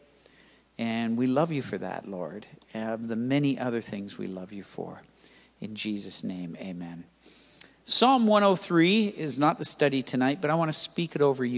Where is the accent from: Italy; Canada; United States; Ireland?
Canada; Toronto, Ontario; moved away as an adult; also born or lived in Mississauga, Canada / Grimsby, Canada; I grew up in Toronto. I was born at Keele and Lawrence.